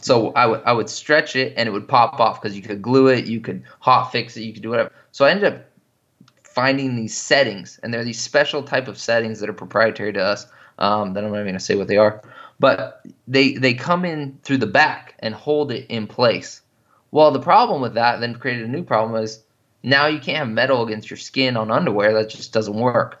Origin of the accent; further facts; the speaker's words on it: Washington, United States; I grew up in Washington State